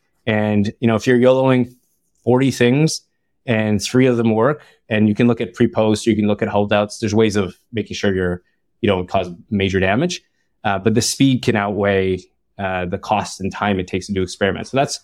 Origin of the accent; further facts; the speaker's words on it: Ottawa, Ontario, Canada; now in Bay Area, United States; I'm from Ottawa, and there's a lot of shawarma, Lebanese shawarma everywhere.